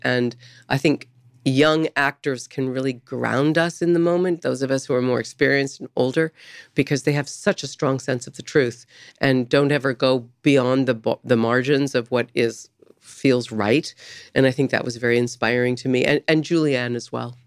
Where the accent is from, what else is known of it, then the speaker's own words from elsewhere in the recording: San Diego, California, United States; moved away; also born or lived in Topeka, Kansas / New York; I grew up in San Diego, so I was in the water a lot.